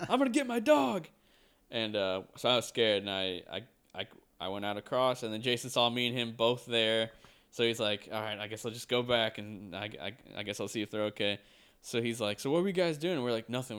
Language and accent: English; United States; we are from America